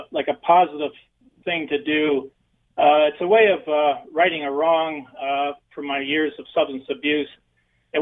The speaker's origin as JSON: {"language": "English", "town": "Lyndhurst", "region": "Ontario", "country": "Canada", "also_born_or_lived": "St. Thomas", "said": "I'm from St. Thomas originally, actually Lyndhurst."}